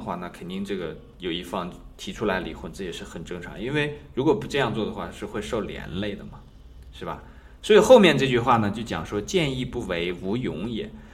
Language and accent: Chinese; China; 比方说我们中国人的历史当中呢